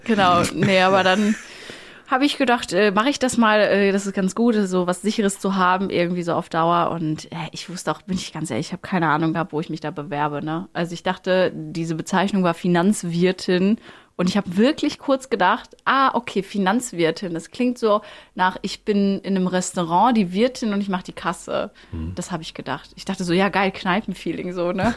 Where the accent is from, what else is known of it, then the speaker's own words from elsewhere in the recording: Plettenberg, North Rhine-Westphalia, Germany; also born or lived in Lüdenscheid; aufgewachsen, schön in Plettenberg, also gar nicht in Lüdenscheid. Ich bin da zwar geboren, aber Plettenberg war meine Heimat.